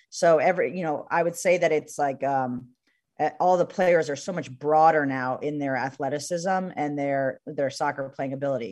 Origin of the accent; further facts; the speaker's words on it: New Jersey, United States; I grew up in New Jersey, so Giant Stadium was not too far from me.